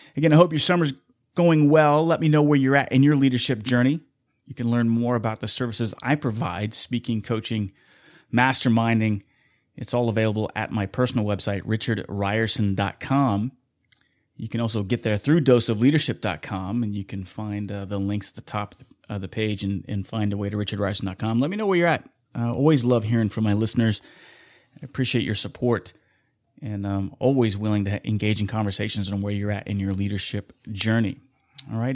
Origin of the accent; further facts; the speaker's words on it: Wichita, Kansas, United States; here in Wichita, my hometown